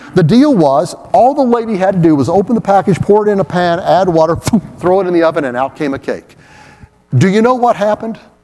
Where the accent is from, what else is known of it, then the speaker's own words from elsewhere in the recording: Oak Ridge, Tennessee, United States; that little church I grew up in in Oak Ridge